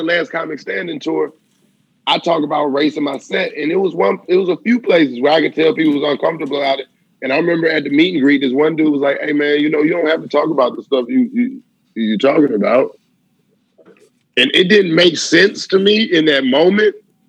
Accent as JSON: {"language": "English", "region": "the South", "country": "United States", "said": "I'm from the South."}